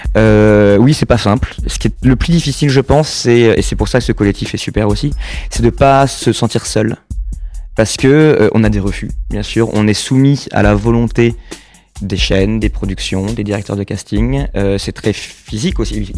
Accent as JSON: {"language": "French", "town": "Saint-Jean-d'Angély", "region": "Nouvelle-Aquitaine", "country": "France", "tie": "born or raised there", "also_born_or_lived": "La Rochelle / Malaga, Spain / United States / New Zealand", "moved": "as an adult", "lives_now": "Paris, France", "said": "je suis né à Saint-Jean d'Angély et j'ai vécu aussi à La Rochelle pendant très longtemps"}